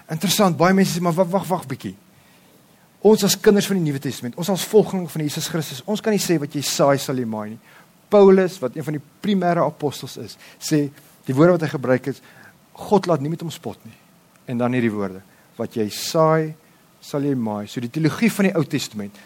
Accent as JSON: {"language": "Afrikaans", "country": "South Africa", "said": "ek my vrou, ons is volbloed Afrikaners"}